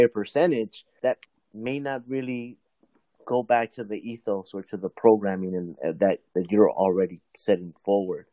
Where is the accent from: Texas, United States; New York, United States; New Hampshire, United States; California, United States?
California, United States; Inglewood; I grew up in Inglewood, Lenox area, mm-hmm. Out